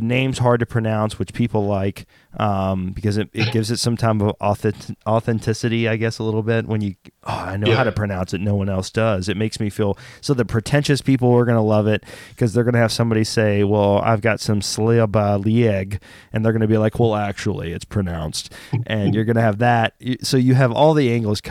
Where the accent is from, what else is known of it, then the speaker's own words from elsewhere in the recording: Oklahoma, United States; also born or lived in Texas; now in Philadelphia, United States; I grew up in Texas and then Oklahoma in Choctaw or Cherokee Nation, Oklahoma.